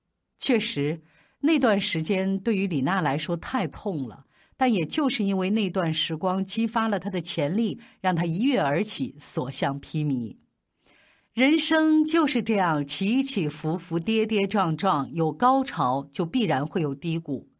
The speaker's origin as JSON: {"language": "Chinese", "country": "China", "said": "而最让我们中国人骄傲的是，二零一一年的法网。"}